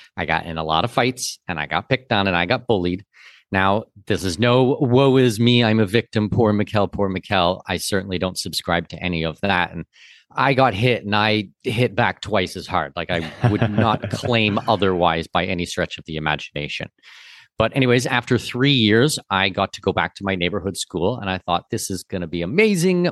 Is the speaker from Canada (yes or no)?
yes; Southwestern Ontario, Canada; I'm from Southwestern Ontario